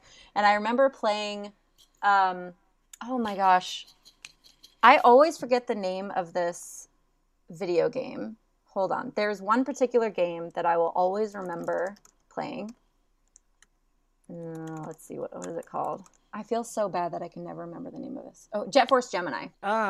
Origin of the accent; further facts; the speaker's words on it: Netherlands; also born or lived in Germany; I grew up in Europe, so most of my life I spent in the Netherlands and Germany.